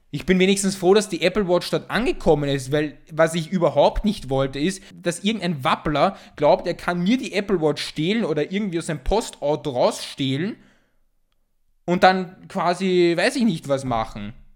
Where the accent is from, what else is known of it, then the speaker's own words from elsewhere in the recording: Vienna, Austria; ich als Wiener